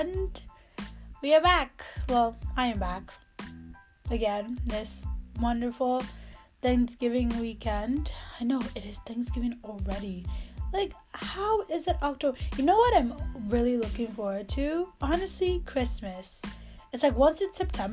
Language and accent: English; Nigeria; moved away; I am a Nigerian to the core. I mean, even here, I still follow all the news of what's going on in Nigeria because it is my country